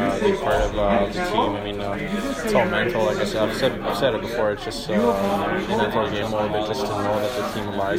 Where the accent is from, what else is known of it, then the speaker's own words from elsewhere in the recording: Montreal, Quebec, Canada; now in United States; it's huge back home, and especially in Montreal